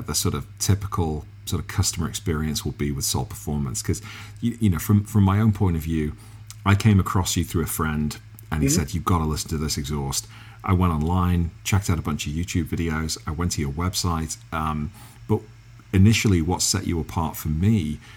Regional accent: England, United Kingdom; accent: English; my English accent

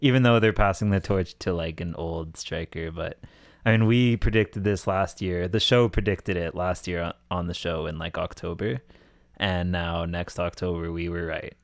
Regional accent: Canada; I'm born and raised in Canada

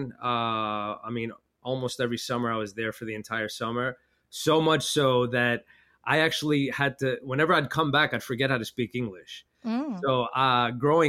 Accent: New Orleans, Louisiana, United States; accent: Brooklynese; I was born and raised in New Orleans, Louisiana

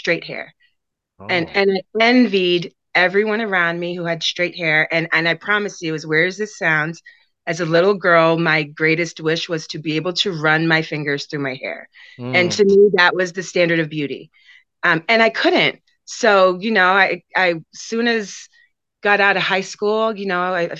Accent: Maynard, Massachusetts, United States; also born or lived in Concord, Massachusetts / Worcester, Massachusetts; I was born in Concord, raised in Maynard.

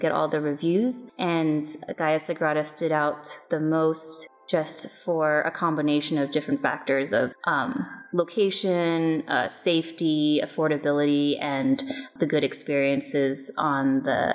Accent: Seattle, Washington, United States; I'm from Seattle, Washington, in the United States

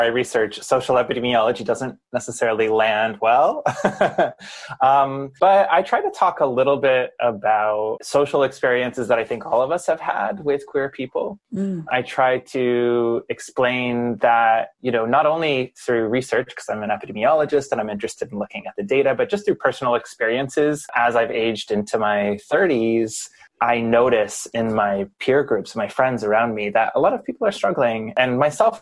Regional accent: Western Ohio, United States; moved away as an adult; also born or lived in San Francisco / Toronto; I grew up in Western Ohio in a small town

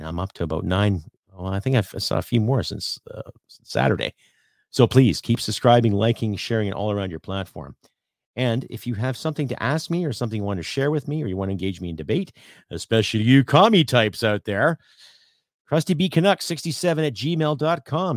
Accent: Canada; as a Canadian

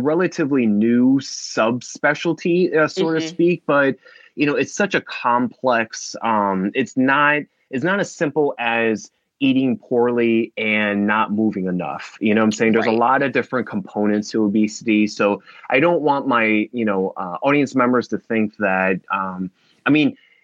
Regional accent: New Jersey, United States; now in Los Angeles, United States; I'm calling from LA, but I'm originally from New Jersey

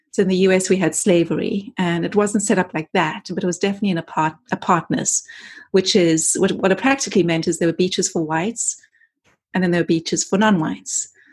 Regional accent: South Africa; moved away as an adult; also born or lived in London, United Kingdom; now in Los Angeles, United States; I grew up in South Africa uh, under the era of apartheid as a, as a white kid. I left there in my early 20s

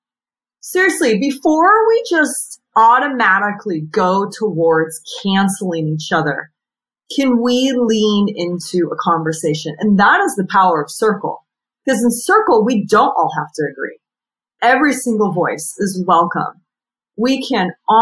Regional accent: San Diego, California, United States; also born or lived in New York City; when I moved back from New York City to San Diego, my hometown

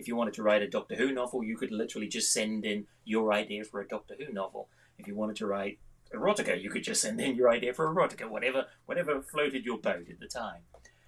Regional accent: New Zealand; now in Scotland, United Kingdom; I've been writing for a very long time. I grew up in New Zealand. I've got a very well-travelled accent, as a consequence of which I've lived in the UK 33 years and in Scotland 23 years

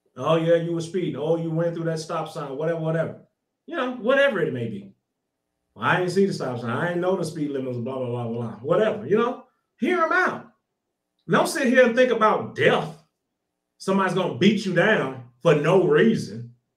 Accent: Little Rock, Arkansas, United States; I'm from Arkansas, so I was in Little Rock, Arkansas during that whole little banging in Little Rock. That was crazy. That was in the 90s. That was crazy. Drive by shooting, Bloods and Crips, all that. I was on 13th Street over there. If anybody can look it up, I was over there. That's where I grew up.

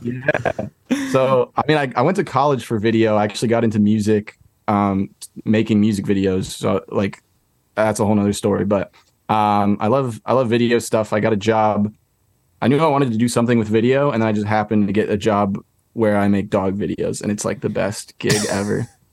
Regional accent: California, United States; now in Brooklyn, United States; I'm from California originally, but I live in Brooklyn now.

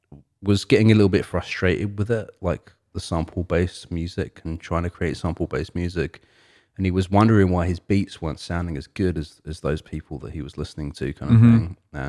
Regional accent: England, United Kingdom; And I'm from England, but like, you know, I'm not from London.

